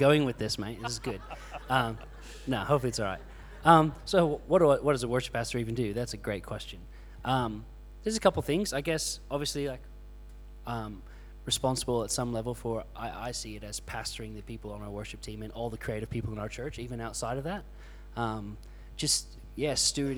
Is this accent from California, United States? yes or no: no; Florida, United States; moved away as an adult; now in Australia; from Florida, moved here just over 7 years ago to Australia